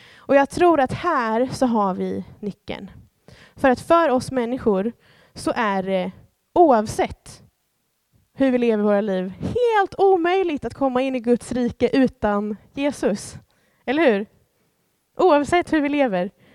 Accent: Sweden; Jag är svensk medborgare

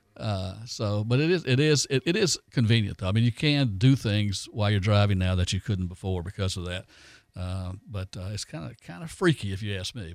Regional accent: Foley, Alabama, United States; I grew up in Foley

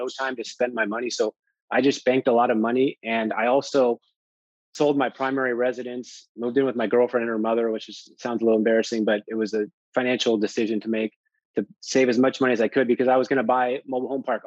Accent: California, United States; I'm from California.

